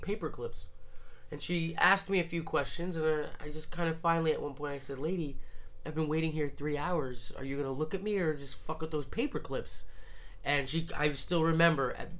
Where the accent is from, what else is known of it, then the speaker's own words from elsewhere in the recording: Montvale, New Jersey, United States; Montvale, New Jersey. Northern New Jersey